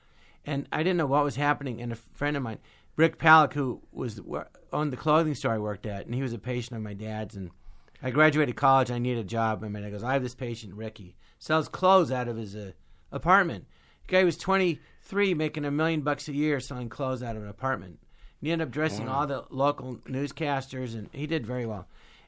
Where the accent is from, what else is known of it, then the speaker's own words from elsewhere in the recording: California, United States; And I grew up in the Valley, you had to drive everywhere, and I just love driving.